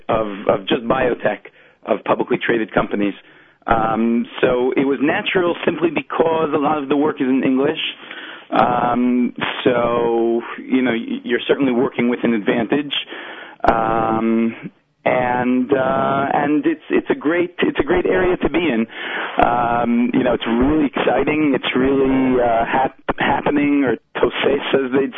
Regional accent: Oceanside, New York, United States; moved away as an adult; now in Israel; I grew up in Oceanside

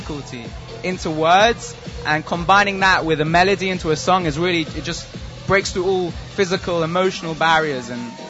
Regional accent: London, United Kingdom; From London, England.

